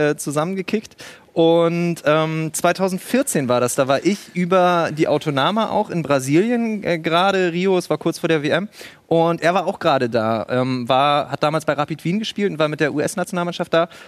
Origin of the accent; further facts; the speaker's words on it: Bremen, Germany; moved away as an adult; now in Leipzig, Germany; Ich komme aus Bremen, aber seit 2013 bin ich jetzt in Leipzig